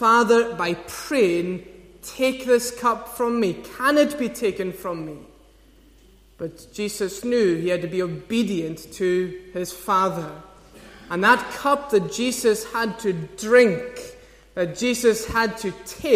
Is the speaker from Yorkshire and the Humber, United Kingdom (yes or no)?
no; Scotland, United Kingdom; as Scottish people